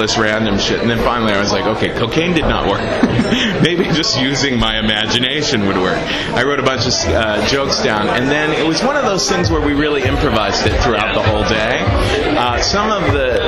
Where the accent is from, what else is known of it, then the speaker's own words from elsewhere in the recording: Cincinnati, Ohio, United States; moved away as an adult; also born or lived in New York City; I grew up in Cincinnati.